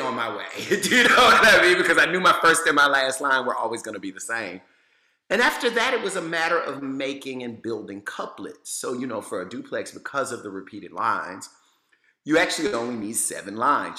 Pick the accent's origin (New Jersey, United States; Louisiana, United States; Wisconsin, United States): Louisiana, United States; I'm from Louisiana